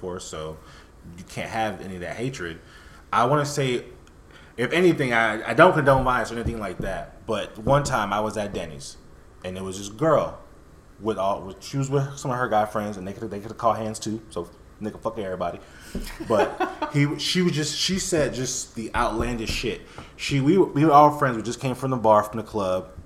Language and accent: English; Miami, Florida, United States; also born or lived in West Palm Beach; my friends in Miami that I grew up